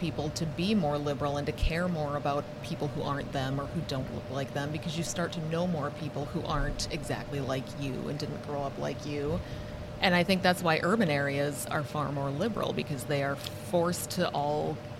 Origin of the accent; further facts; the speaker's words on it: Brainerd, Minnesota, United States; I grew up in Brainerd.